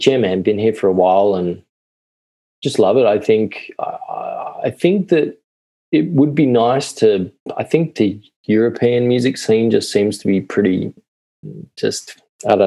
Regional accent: Blue Mountains, New South Wales, Australia; moved away as an adult; also born or lived in Ireland; now in Melbourne, Australia; Mountains are about an hour and a half west of Sydney. And, we both grew up there.

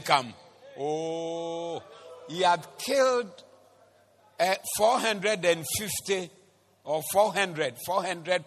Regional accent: Kumasi, Ashanti, Ghana; We are from Kumasi

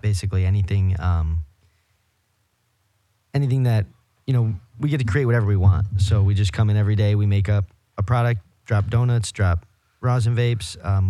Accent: Michigan, United States; We're from Michigan.

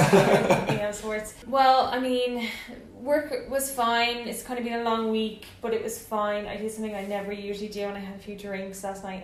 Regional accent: Dublin, Leinster, Ireland; moved away as an adult; now in United Kingdom; I didn't move county, but I lived in the inner city in Dublin

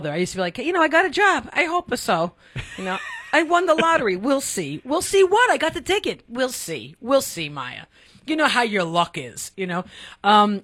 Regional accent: Connecticut, United States; also born or lived in New York / Greenwich, Connecticut; now in Los Angeles, United States; I know Connecticut. I grew up in Connecticut.

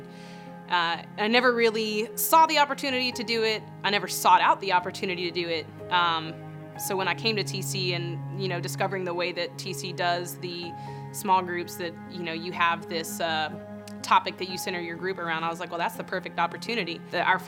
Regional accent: Pensacola, Florida, United States; I'm from Pensacola, Florida

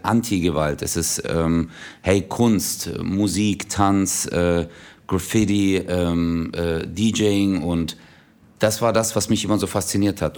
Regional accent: Stuttgart, Baden-Württemberg, Germany; der kleinste Stadtteil von Stuttgart war

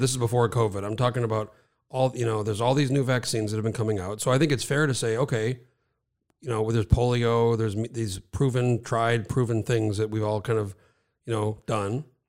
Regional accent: New Mexico, United States; moved away as an adult; now in Alaska, United States

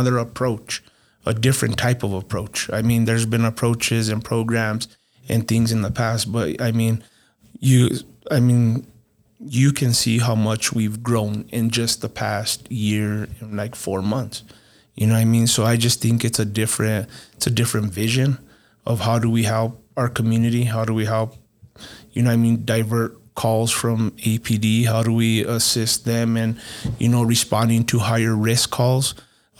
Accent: Las Vegas, New Mexico, United States; I grew up in Las Vegas, New Mexico

